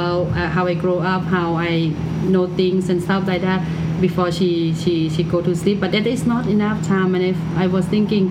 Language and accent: English; Thailand; English is a second language; moved away as an adult; now in Toronto, Canada; culture that I grew up in Thailand